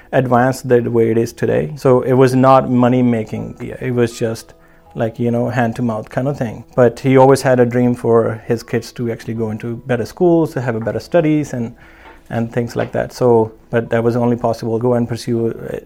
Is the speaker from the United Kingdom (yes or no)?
no; Punjab, India; moved away as an adult; also born or lived in New Zealand / Prince George, Canada; now in Campbell River, Canada; I immigrated to New Zealand from India, from Punjab, north